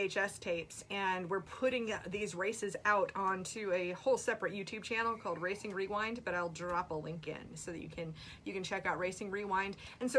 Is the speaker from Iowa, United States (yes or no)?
yes; Iowa, United States; I grew up in Iowa